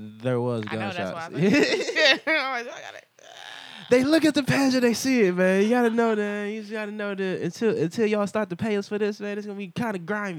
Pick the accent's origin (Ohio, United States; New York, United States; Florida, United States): Ohio, United States; Cleveland; We're really from Cleveland.